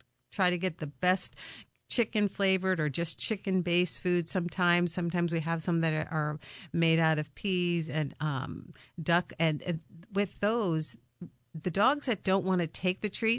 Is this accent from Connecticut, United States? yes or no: yes; Connecticut, United States; I'm a Connecticut native.